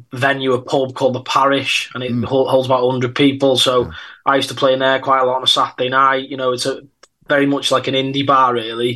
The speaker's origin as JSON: {"language": "English", "region": "North Wales", "country": "United Kingdom", "tie": "born or raised there", "accent": "Scouser", "said": "I'm from North Wales, so it's a bit of a mad little area"}